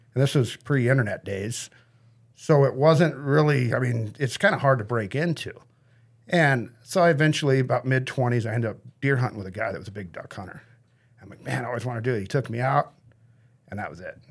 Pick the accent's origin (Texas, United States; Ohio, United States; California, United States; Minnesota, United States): California, United States; Grass Valley; I grew up in Nevada County, Grass Valley